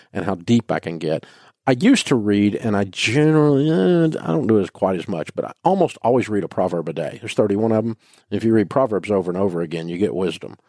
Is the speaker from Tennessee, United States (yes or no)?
yes; Nashville, Tennessee, United States; I grew up in Nashville